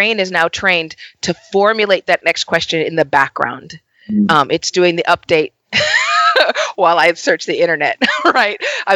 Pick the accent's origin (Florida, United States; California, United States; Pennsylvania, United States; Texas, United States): California, United States; Los Angeles; an LA native